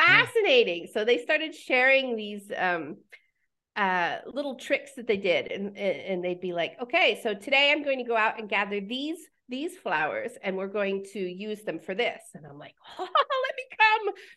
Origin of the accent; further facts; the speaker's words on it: Pennsylvania, United States; moved away as an adult; also born or lived in Nebraska; now in Mexico; I was born in Pennsylvania